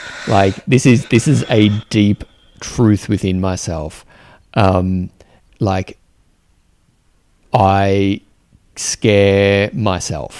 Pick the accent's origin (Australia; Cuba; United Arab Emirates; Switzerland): Australia; as an Australian man